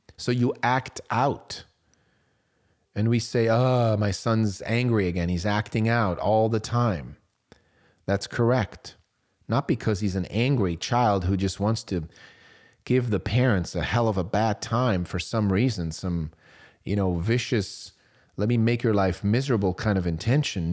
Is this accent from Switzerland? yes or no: yes; Switzerland; I was growing up in Switzerland.